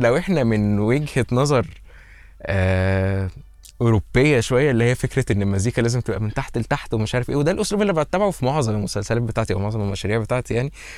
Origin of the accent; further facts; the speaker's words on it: Egypt; احنا كمصريين